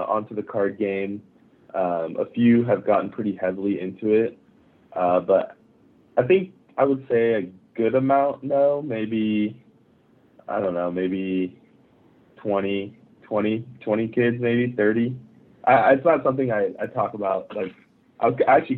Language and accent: English; Japan; moved away; I grew up in Japan